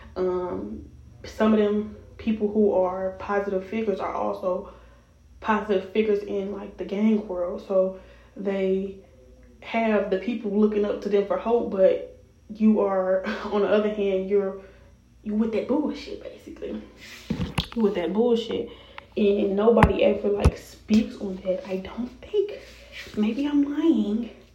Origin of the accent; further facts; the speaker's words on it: Chicago, Illinois, United States; also born or lived in Rockford, Illinois; I was born in Chicago. If you all didn't know, I was raised in Chicago until I was about 12. Then I moved to Rockford